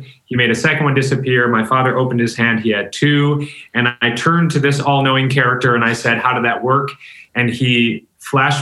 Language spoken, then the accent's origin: English; Rochester, New York, United States; I'm from Rochester, New York.